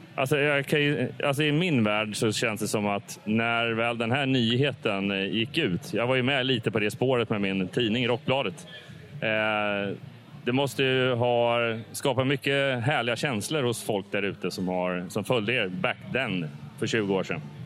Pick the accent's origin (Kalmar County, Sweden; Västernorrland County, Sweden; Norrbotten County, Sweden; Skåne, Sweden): Kalmar County, Sweden; Hultsfred; moved away; jag kommer ju nere från Hultsfredsområdet från början